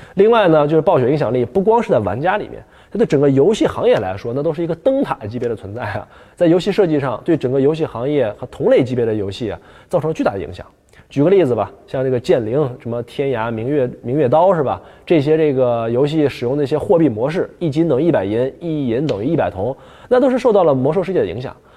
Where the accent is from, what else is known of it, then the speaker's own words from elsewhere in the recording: Northeast China, China; accent: Northeastern Mandarin; 我们东北话